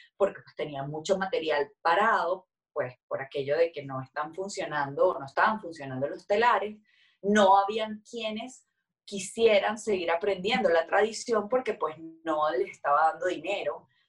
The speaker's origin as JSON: {"language": "Spanish", "country": "Venezuela", "said": "nosotros como, como, como venezolanos"}